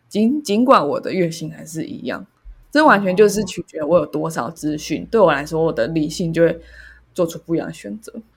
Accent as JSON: {"language": "Chinese", "country": "Taiwan", "said": "身为台湾人"}